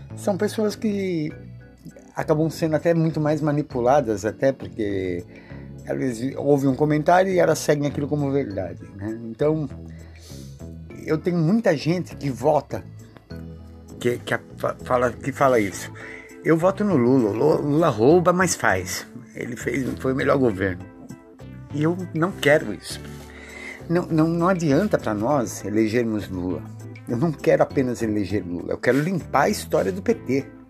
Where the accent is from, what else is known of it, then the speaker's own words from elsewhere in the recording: Brazil; eu sou brasileiro